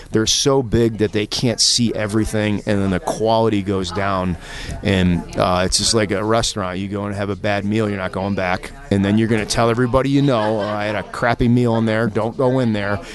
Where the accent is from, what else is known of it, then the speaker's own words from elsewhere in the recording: Buffalo, New York, United States; I'm originally from uh, Western New York, around the Buffalo area.